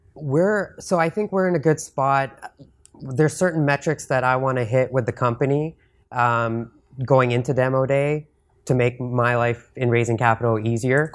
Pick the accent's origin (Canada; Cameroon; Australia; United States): Canada; I'm from Canada.